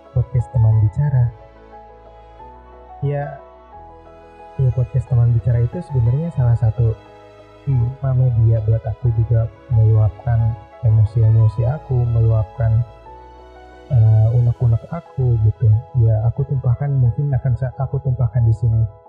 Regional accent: Karawang, West Java, Indonesia; Aku orang Sunda, aku orang Karawang makanya banyak dari circle aku yang eh, susah untuk pelapalan huruf F

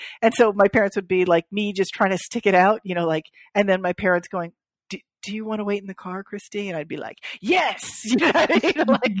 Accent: Florida, United States; born there; because I was born in South Florida.

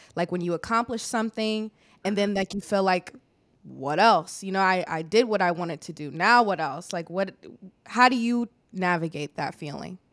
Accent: Illinois, United States; moved away as an adult; also born or lived in Hampton, Virginia; I'm from Illinois

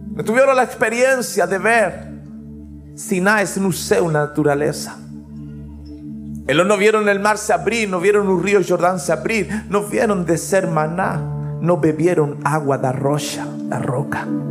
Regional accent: Chile; now in Vitória, Brazil; Yo soy chileno

